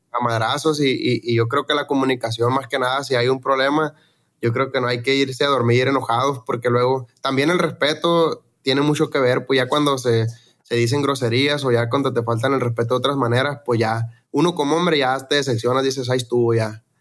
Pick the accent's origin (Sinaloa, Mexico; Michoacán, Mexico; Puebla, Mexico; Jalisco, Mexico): Sinaloa, Mexico; Los Mochis; now in Phoenix, United States; yo soy de Mochis, de Sinaloa, allá de los Mochis